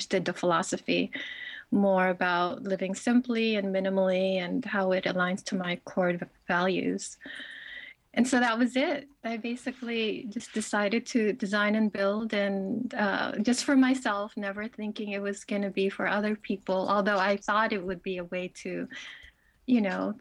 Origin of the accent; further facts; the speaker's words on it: Philippines; moved away; growing up in the Philippines, where I'm from a family who had really not much resources at all